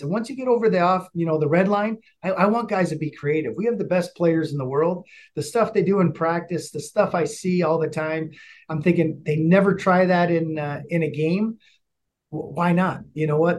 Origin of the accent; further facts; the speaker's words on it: United States; moved away as an adult; now in Calgary, Canada; me being American